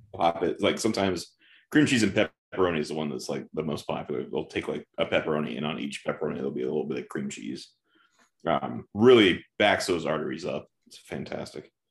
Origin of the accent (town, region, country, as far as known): Midwest, United States